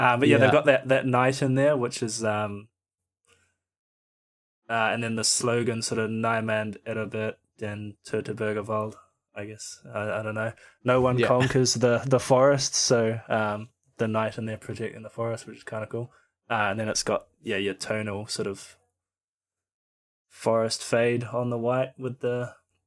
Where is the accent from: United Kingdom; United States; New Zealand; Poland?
New Zealand; Auckland; now in Australia; being a Kiwi